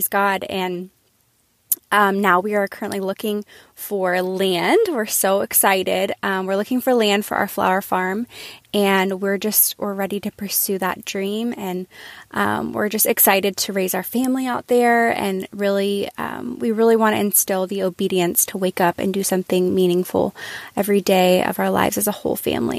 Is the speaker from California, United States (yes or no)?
no; Austin, Texas, United States; now in Norman, United States; I'm from Austin, Texas, originally. But I'm currently living in Norman, Oklahoma with my husband and my one-year-old son.